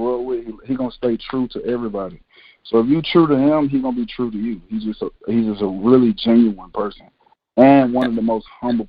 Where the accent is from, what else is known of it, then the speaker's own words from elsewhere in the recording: Aliquippa, Pennsylvania, United States; I'm from Aliquippa, Pennsylvania.